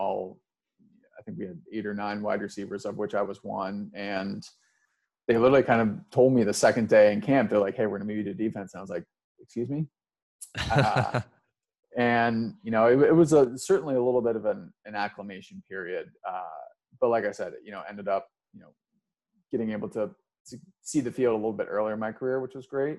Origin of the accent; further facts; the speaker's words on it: Cincinnati, Ohio, United States; moved away as an adult; also born or lived in New York; I'm originally from Cincinnati, Ohio. So the kind of southwest corner of Cincinnati